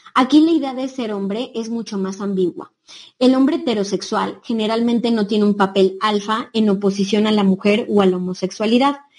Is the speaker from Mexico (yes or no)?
yes; Mexico; moved away; nosotras que somos de México